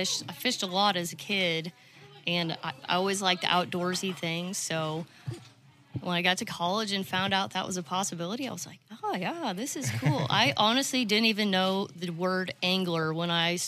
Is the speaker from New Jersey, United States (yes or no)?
no; Manhattan, Kansas, United States; moved away as an adult; also born or lived in Mountain Home, Arkansas; now in Arkansas, United States; originally I'm from Kansas